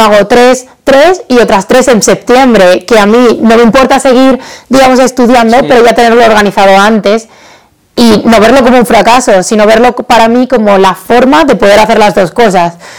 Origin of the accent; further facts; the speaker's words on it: Badajoz, Extremadura, Spain; mi ciudad, en Badajoz, de donde soy